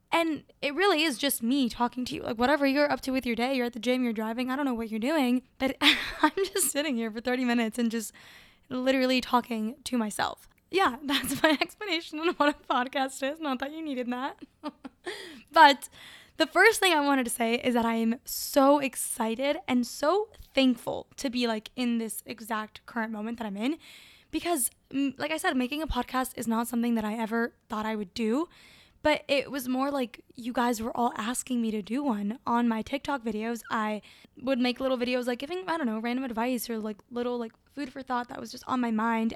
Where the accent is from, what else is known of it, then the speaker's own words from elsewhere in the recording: Caracas, Capital District, Venezuela; moved away; was born in Caracas, Venezuela, and it's beautiful.